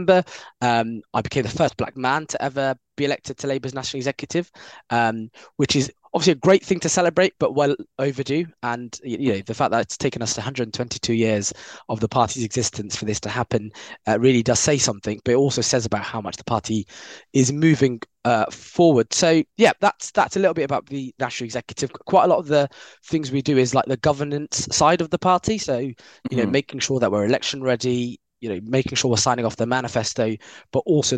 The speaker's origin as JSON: {"language": "English", "region": "London", "country": "United Kingdom", "said": "I live in South London now, but I'm from West London"}